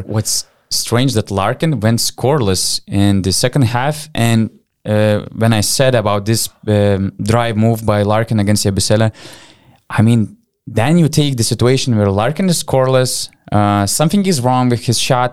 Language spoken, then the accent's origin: English; Panevėžys, Panevėžys County, Lithuania; born or raised there